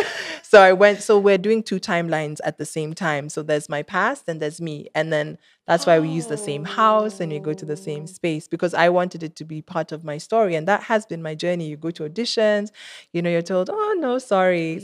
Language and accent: English; Kenya; I'm Kenyan and I made music and that's Kenyan